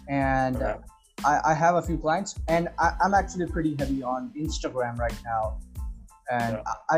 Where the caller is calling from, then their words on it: India; I'm calling from India.